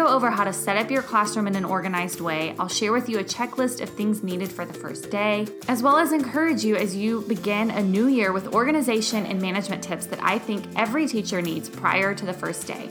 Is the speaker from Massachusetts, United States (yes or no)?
no; Texas, United States; moved away as an adult; now in Germany; I'm originally from Texas